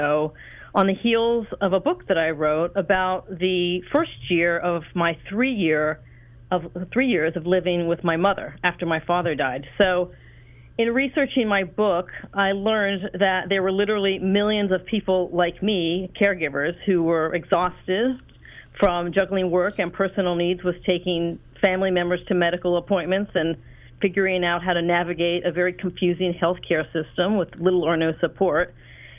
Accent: outskirts of Washington, D.C., suburbs of Maryland, United States; moved away as an adult; also born or lived in Los Angeles, California; I grew up in Washington, in the outskirts of Washington, D.C. I was raised in the suburbs of Maryland

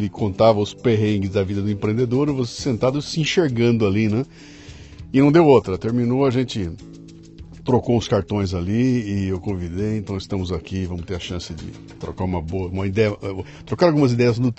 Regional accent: São Paulo, Brazil; accent: paulista; Eu nasci em São Paulo, capital.

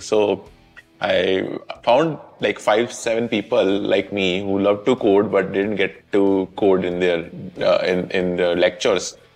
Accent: Jaipur, Rajasthan, India; I grew up in Jaipur.

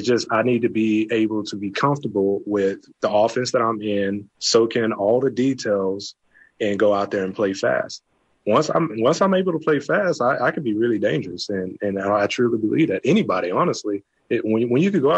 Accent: Texas, United States; also born or lived in Canada; I'm from Texas

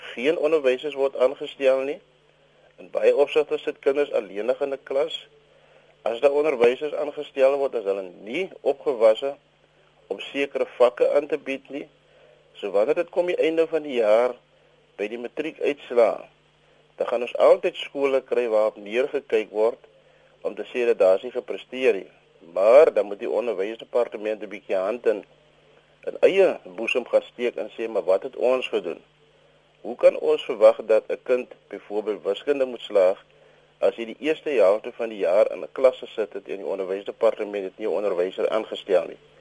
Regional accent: South Africa

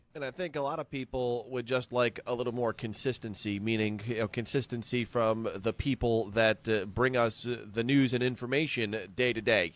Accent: New Jersey, United States; growing up outside of New York City in, uh, New Jersey

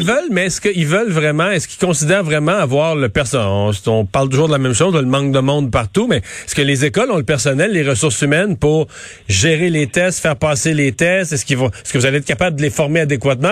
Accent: Canada; chez nous au Canada

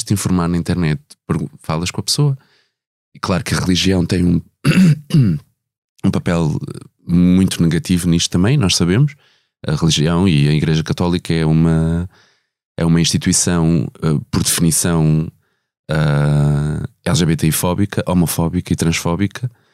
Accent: Ribatejo, Portugal; first language Portuguese; tanto eu como a Simone somos do Ribatejo

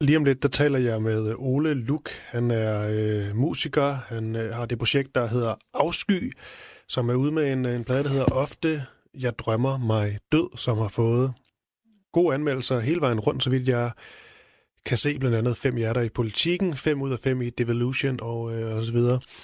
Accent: Odense, Southern Denmark, Denmark; min fødeby, Onse

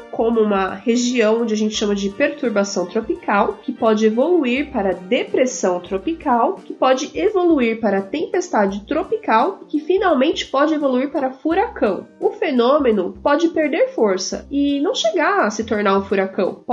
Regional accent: São Paulo, Brazil; born there; Oi, cientistas. … tenho seis anos e eu nasci em São Paulo.

